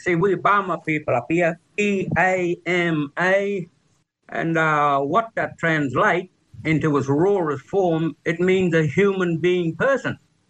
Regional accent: Cherbourg, Queensland, Australia; also born or lived in Palm Island / Brisbane; But I grew up in Cherbourg, Palm Island and Brisbane.

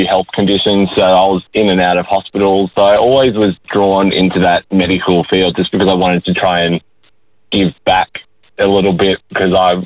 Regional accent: Forster, New South Wales, Australia; moved away as an adult; now in Gold Coast, Australia; I'm a Koori who grew up in Foster, Tuncurry in New South Wales, and then I studied up on the Gold

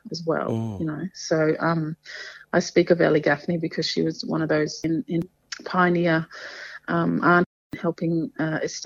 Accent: Torres Strait, Queensland, Australia; also born or lived in Badu Island / Mabuiag Island / Thursday Island; Kapul Batanga, as we say up here in the Torres Strait

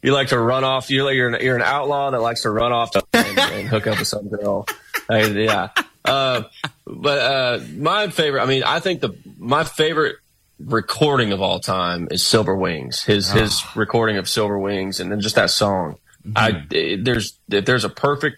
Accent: Fort Worth, Texas, United States; growing up in Texas

